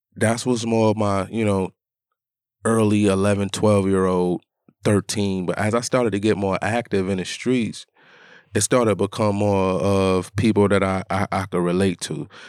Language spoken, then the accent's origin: English; Rochester, New York, United States; Born and raised in Rochester, New York, upstate New York